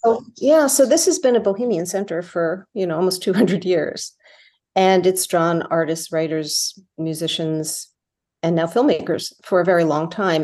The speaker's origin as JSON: {"language": "English", "area": "northern Bergen County", "region": "New Jersey", "country": "United States", "tie": "born or raised there", "moved": "yes", "said": "I grew up in New Jersey"}